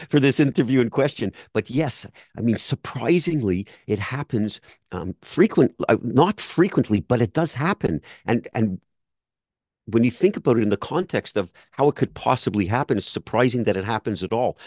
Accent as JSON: {"language": "English", "town": "Montreal", "region": "Quebec", "country": "Canada", "tie": "born or raised there", "moved": "yes", "lives_now": "South Florida, United States", "said": "I'm in South Florida now, but I grew up in Montreal."}